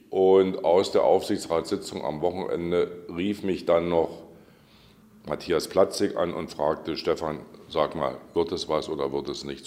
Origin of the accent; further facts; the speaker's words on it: Saxony, Germany; moved away as an adult; now in Brandenburg, Germany; In Sachsen, da wo ich herkomme